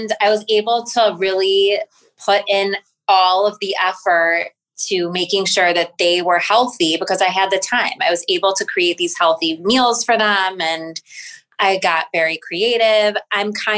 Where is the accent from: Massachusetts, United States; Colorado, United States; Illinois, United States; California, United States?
Illinois, United States; Highland Park; I grew up in Highland Park